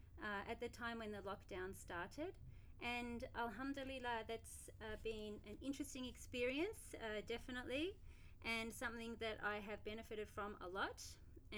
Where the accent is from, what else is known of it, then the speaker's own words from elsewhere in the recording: Australia; now in Abu Dhabi, United Arab Emirates; I'm from Australia and I currently live in Abu Dhabi